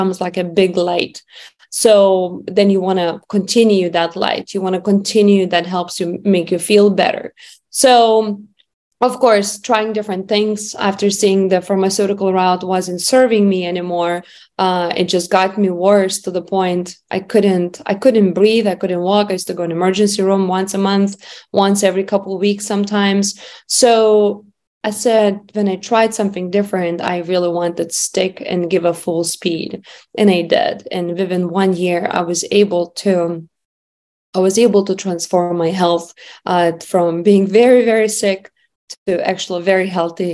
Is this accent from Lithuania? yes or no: yes; Lithuania; moved away; I grew up in Lithuania